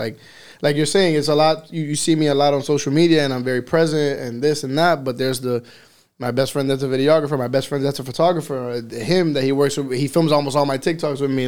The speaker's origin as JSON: {"language": "English", "town": "Miami", "region": "Florida", "country": "United States", "tie": "born or raised there", "accent": "Miami", "said": "I was born here in Miami in Jackson Hospital"}